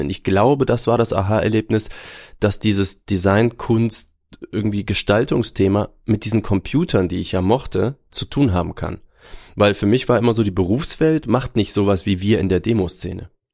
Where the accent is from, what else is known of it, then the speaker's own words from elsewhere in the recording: Aachen, North Rhine-Westphalia, Germany; also born or lived in Würzburg; Würzburg, tatsächlich. Ich bin Franke, aber weiß davon nichts, denn ich bin schon mit, ich glaube, unter zwei Jahren nach Aachen gezogen